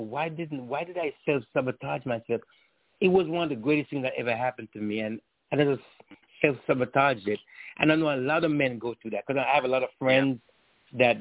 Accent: Jamaica; My family, like growing up in Jamaica and all that, we were very tight-knit

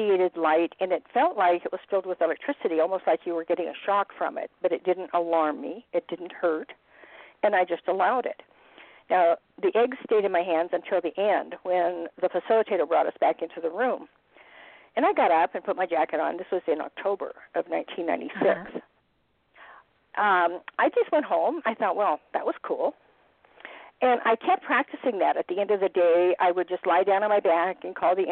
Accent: Montana, United States; moved away as an adult; also born or lived in Los Angeles; I was back in Montana, which is my home state

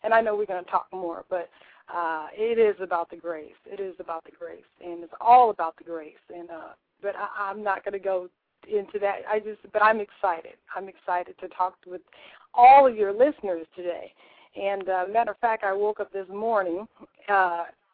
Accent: Southern California, United States; now in Northern California, United States; I was born and raised in Southern California

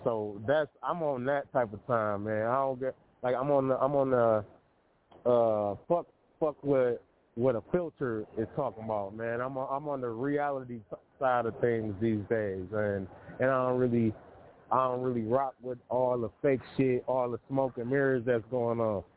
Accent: Detroit, Michigan, United States; from Detroit, my hometown

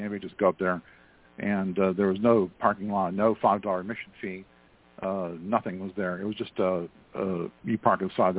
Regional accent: East Coast, United States; now in Houston, United States; I'm calling from Houston. Got stuck here. I'm usually from the East Coast

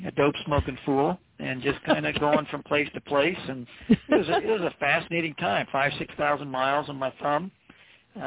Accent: Three Hills, Alberta, Canada; also born or lived in Maine; now in Maryland, United States; I grew up in Alberta, Canada

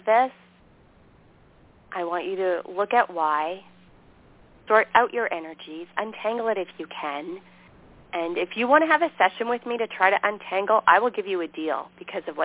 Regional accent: Canada; moved away as an adult; also born or lived in Montana; here I am from Canada, naive

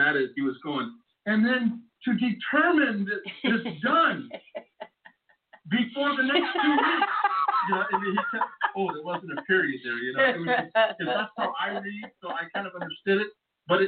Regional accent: California, United States; moved away; I'm from California

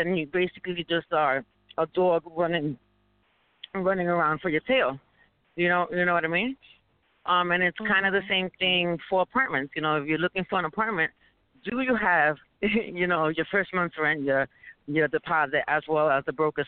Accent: New York City, New York, United States; we're from New York City

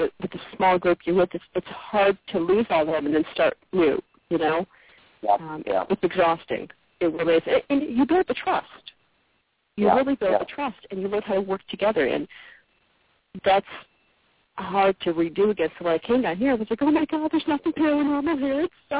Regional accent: Connecticut, United States; now in Mississippi, United States; Actually, when I came down here to Mississippi, it's funny because I came from Connecticut.

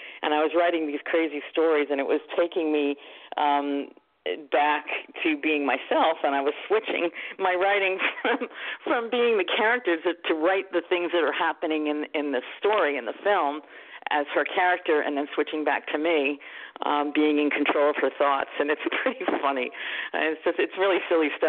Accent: New Jersey, United States; moved away; also born or lived in New York City, New York; I am from New Jersey. I was born in New York City. I was living in New Jersey and raised my children in New Jersey

